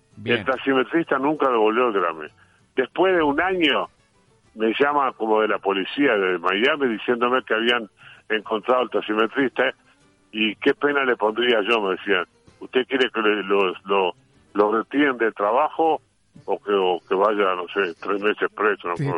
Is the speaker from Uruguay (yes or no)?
yes; Uruguay; soy uruguayo